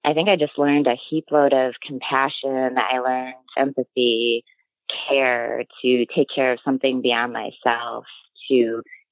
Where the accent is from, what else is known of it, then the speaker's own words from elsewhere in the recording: Illinois, United States; now in Wisconsin, United States; I grew up in Illinois